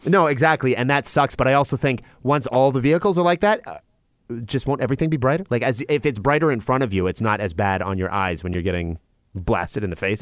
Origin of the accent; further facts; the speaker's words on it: Chatham, Ontario, Canada; my hometown of, of Chatham, Ontario.